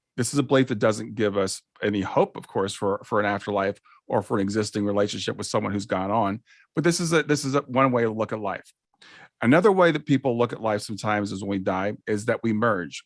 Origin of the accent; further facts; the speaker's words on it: Columbus, Ohio, United States; I grew up in Columbus, Ohio.